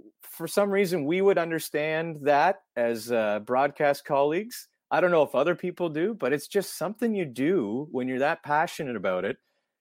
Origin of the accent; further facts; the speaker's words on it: Ontario, Canada; growing up in Ontario